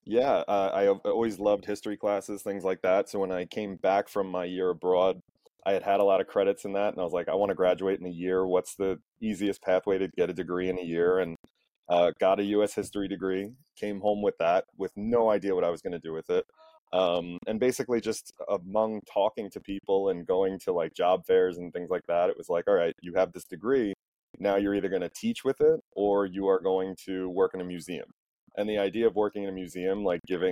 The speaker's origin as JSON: {"language": "English", "town": "Valley Stream", "region": "New York", "country": "United States", "tie": "born or raised there", "also_born_or_lived": "Albany, New York", "said": "I was born and raised in Valley Stream. I've lived in Valley Stream sort of on and off my whole life."}